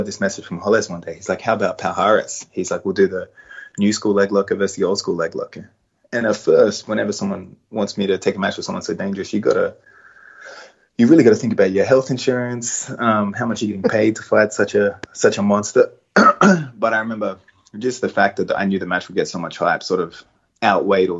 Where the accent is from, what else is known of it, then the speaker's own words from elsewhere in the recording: Australia; being an Australian